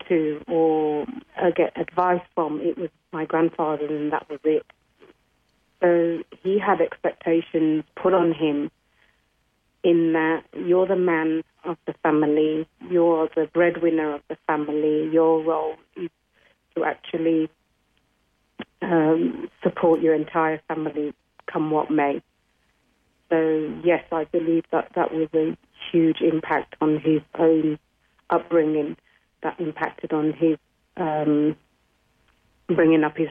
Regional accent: England, United Kingdom; also born or lived in India; I was born in India, and at the age of 5, we headed to England

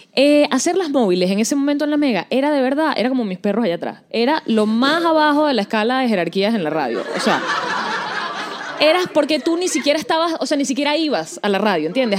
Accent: Venezuela; moved away

